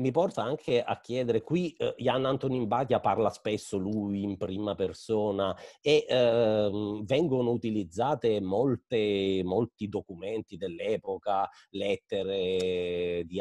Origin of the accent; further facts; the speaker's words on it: Zlín Region, Czechia; Italian is a second language; Io eh, sono originaria di Cromie-Riche, eh, quindi più o meno una ventina di chilometri da, da Slin, che appunto è eh, la città dove eh, i Batia hanno sviluppato la prima fabbrica